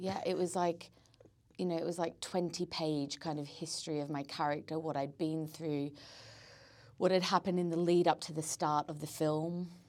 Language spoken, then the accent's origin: English; Australia; now in London, United Kingdom; I come back to London, everyone's like, wow, you sound Australian. And I'm like, well, I should because I am Australian. And then, when I haven't been home back to Australia for a bit, I go back there and they're like, you sound really English.